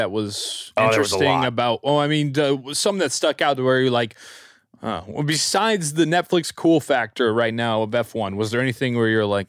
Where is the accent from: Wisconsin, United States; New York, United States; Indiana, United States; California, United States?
Indiana, United States; Indianapolis; I've been on that side. And I'm from Indianapolis.